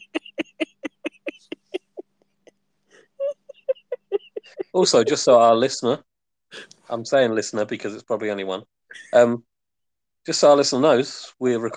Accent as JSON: {"language": "English", "region": "England", "country": "United Kingdom", "said": "we're English"}